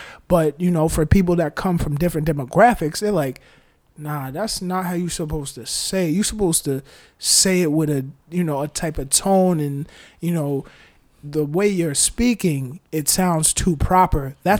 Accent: New York, United States; I'm a New Yorker.

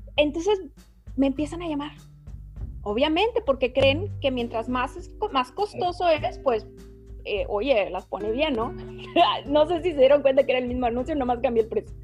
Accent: Mexico; como buena mexicana que soy

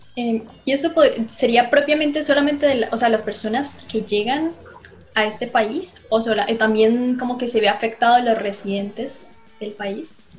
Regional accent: Colombia; now in Chile; no es porque yo sea colombiana

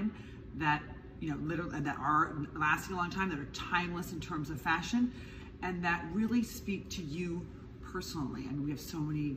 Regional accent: Midwest, United States; I am from the Midwest

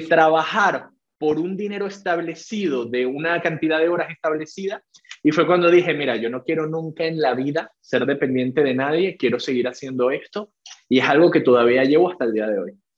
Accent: Venezuela; soy venezolano, también con la nacionalidad española. Y bueno, soy psicólogo de profesión, licenciado en psicología, aquí mismo en Caracas

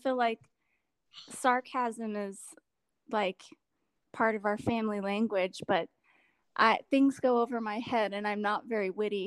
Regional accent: California, United States; a wildfire that came through my hometown and destroyed lots and lots of homes, including my parents' home

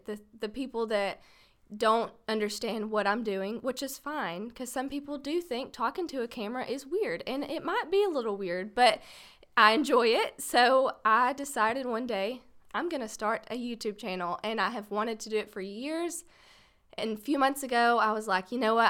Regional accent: Paris, Texas, United States; born and raised in Paris, Texas

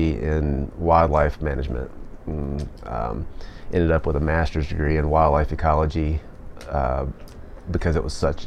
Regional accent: Florida, United States; moved away; also born or lived in Idaho; I grew up in Florida

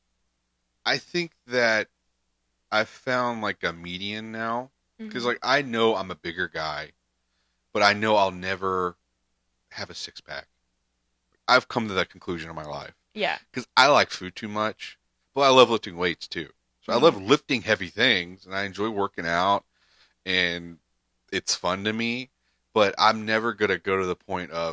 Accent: Texas, United States; we're from Texas

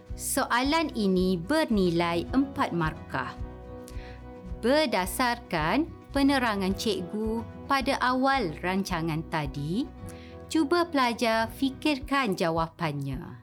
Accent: Malaysia; kita sebagai rakyat Malaysia

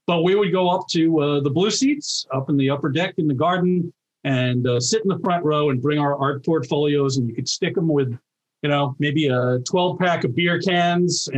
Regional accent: New York, United States; I grew up in New York

